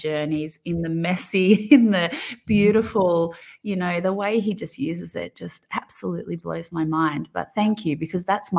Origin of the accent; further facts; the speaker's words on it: Australia; accent: thick Aussie; my thick Aussie accent.